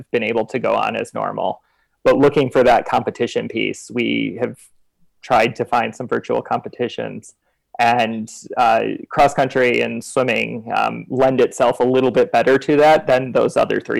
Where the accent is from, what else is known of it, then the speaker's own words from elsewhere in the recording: Grand Rapids, Michigan, United States; moved away as an adult; also born or lived in Cairo / Beijing; I was born and raised in Grand Rapids, Michigan